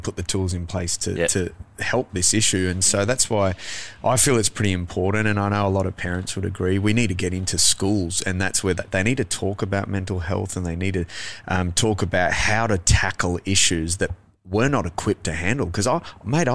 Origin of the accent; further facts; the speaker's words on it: Adelaide, South Australia, Australia; I grew up in Adelaide